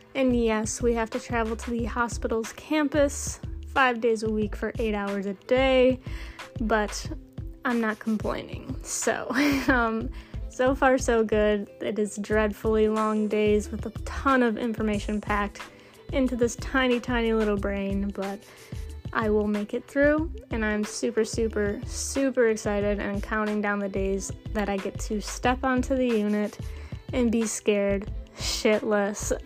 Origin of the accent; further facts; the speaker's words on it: Michigan, United States; I'm from Michigan